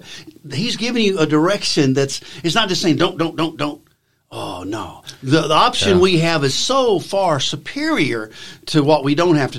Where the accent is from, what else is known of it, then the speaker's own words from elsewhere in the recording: Alabama, United States; I'm from Alabama. My father was a farmer, as well as someone who worked a blue collar factory job. But he did the weekend farming